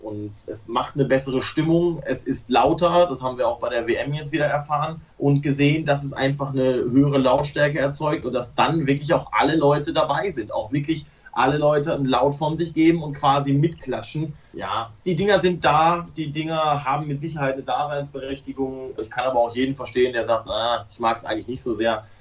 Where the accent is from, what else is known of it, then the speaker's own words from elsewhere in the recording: Hamm, North Rhine-Westphalia, Germany; ich komme ja gebürtig aus dem Ruhrpott, bin gebürtiger Hammer